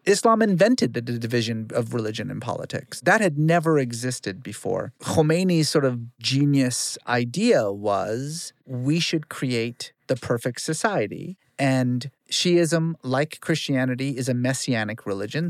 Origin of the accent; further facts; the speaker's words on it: Fresno, California, United States; also born or lived in Iran; I grew up in Guyana, Fresno, and so, like, everybody was Mexican